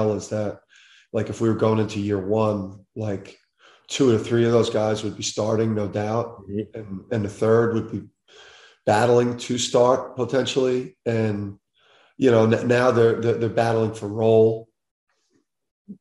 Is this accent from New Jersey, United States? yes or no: yes; Jersey City, New Jersey, United States; growing up in Jersey City